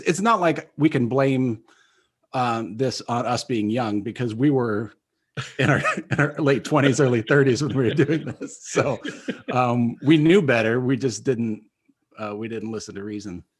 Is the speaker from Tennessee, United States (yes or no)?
no; Minster, Ohio, United States; moved away; Minster, Ohio, of course, my hometown